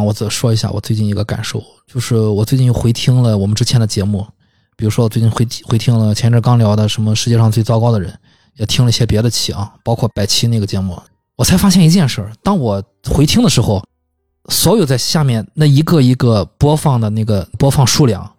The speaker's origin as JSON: {"language": "Chinese", "country": "China", "said": "也就我们中国人说管得很严格啊。"}